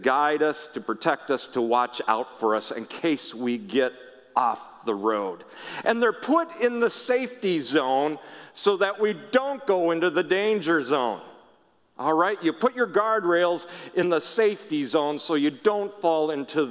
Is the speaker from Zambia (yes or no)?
no; Minnesota, United States; I grew up in Minnesota, but a lot of our family lived out in Washington State